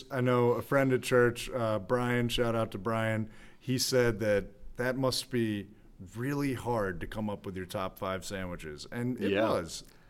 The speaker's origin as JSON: {"language": "English", "area": "Newton Lake", "region": "New Jersey", "country": "United States", "tie": "born or raised there", "said": "I grew up right near Newton Lake, which is like right next to that diner."}